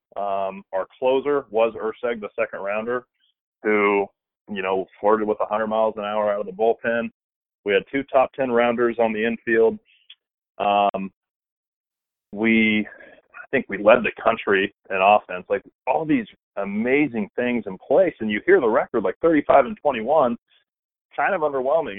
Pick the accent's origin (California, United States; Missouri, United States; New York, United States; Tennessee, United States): California, United States; about 40 minutes from William Jessup; William Jessup's like 40 minutes from my hometown